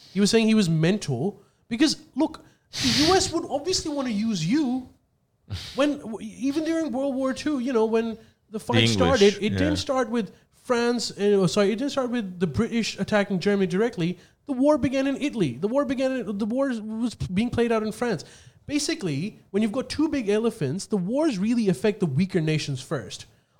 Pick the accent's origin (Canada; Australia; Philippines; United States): Australia; I think we should look at it from what is the policy that is going to benefit us as an Australian.